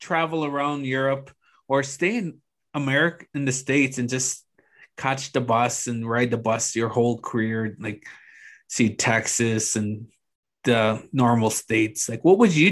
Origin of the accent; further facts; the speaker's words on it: Moose Factory, Ontario, Canada; moved away; Growing up in Moose Factory as a kid